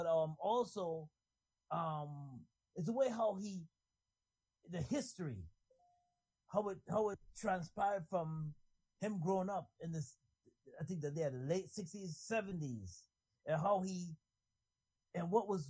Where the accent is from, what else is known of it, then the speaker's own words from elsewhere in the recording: New York City, New York, United States; You know, growing up in New York City